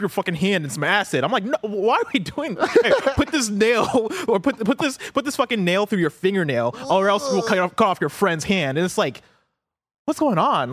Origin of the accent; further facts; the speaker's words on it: Illinois, United States; also born or lived in Nigeria; now in San Francisco, United States; I grew up in Illinois